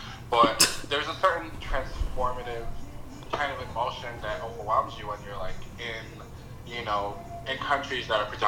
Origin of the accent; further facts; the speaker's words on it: Queens, New York, United States; so that's kind of a little bit about how I grew up in here in Queens.